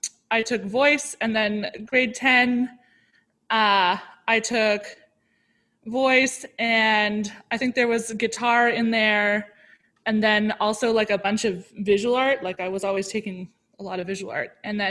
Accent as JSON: {"language": "English", "town": "Ottawa", "region": "Ontario", "country": "Canada", "tie": "born or raised there", "also_born_or_lived": "Toronto", "said": "Yeah, I was born in Ottawa and then we spent some time in Toronto and then we spent some more time in Ottawa. And then I came back to Toronto, like in eighth grade."}